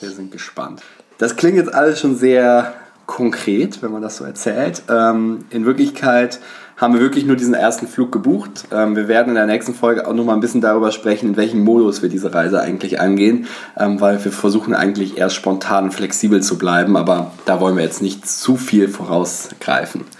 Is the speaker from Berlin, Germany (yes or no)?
no; Bonn, North Rhine-Westphalia, Germany; now in Hamburg, Germany; komme eigentlich aus Bonn, bin nach Hamburg gezogen.